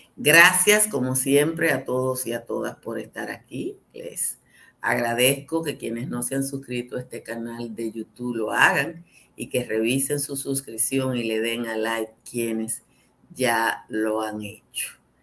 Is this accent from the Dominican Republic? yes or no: yes; Dominican Republic